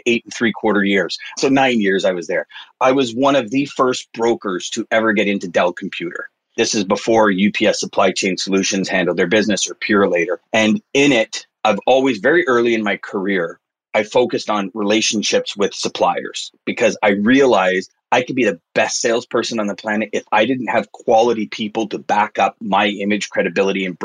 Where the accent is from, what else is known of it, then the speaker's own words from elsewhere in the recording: Montreal, Quebec, Canada; I grew up in Quebec in the West Island, which is a suburb of Montreal